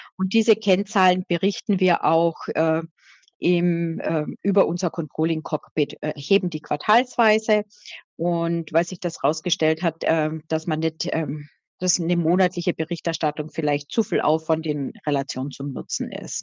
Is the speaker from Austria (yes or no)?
yes; Austria; accent: Austrian; ich sage jetzt österreichisch, ne, weil ich bin Österreicherin